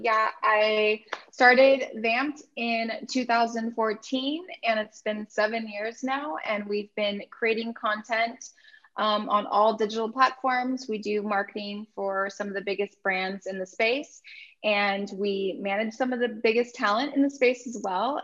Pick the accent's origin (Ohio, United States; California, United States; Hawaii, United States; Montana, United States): California, United States; Orange County; I'm from Orange County